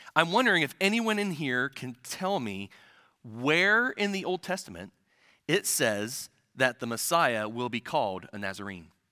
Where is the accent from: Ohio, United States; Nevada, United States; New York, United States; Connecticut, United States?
Ohio, United States; central; moved away; a little village in, in the central part of Ohio where I'm originally from